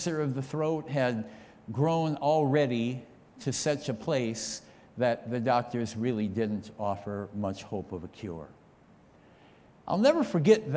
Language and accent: English; near Stevens Point, rural Wisconsin, United States; also born or lived in Austin, Wisconsin; I actually grew up just about 10 or 15 minutes up the road from right here, outside of a little town called Melador. And we were farmers there. And growing up in rural Wisconsin